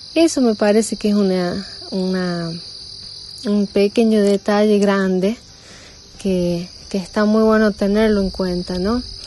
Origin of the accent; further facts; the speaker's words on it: La Rioja, Argentina; now in Alta Gracia, Argentina; de La Rioja, pero eh, eh, mandando este audio desde Altagracia